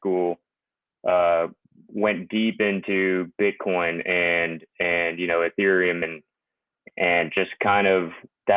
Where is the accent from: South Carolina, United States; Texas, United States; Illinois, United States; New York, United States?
Texas, United States; Houston; I'm from Texas, Houston.